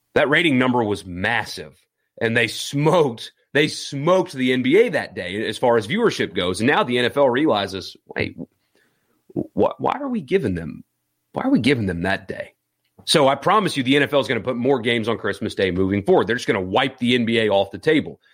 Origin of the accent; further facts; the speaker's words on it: South Carolina, United States; now in Mississippi, United States; I grew up in South Carolina